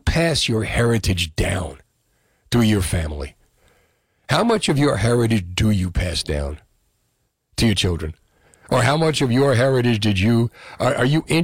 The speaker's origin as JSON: {"language": "English", "town": "Union City", "region": "New Jersey", "country": "United States", "tie": "born or raised there", "said": "Growing up in Union City"}